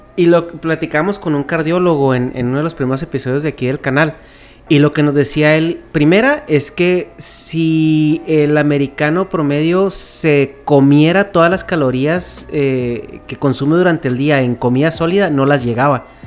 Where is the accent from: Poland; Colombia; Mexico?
Mexico; moved away as an adult; now in California, United States; Soy de México originalmente